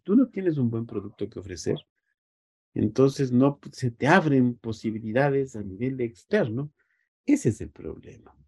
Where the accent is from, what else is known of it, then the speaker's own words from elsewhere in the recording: Ecuador; nos ha restringido como ecuatorianos